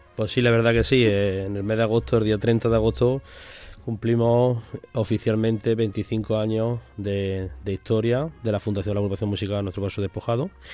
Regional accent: Jaén, Andalusia, Spain; de Jaén, que siempre llevamos nuestra, nuestra ciudad por todos los lados

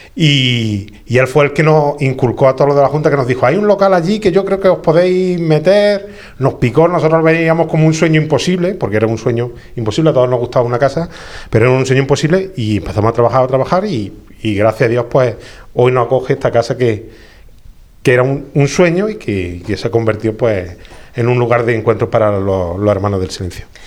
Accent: Jaén, Andalusia, Spain; los que somos de Jaén

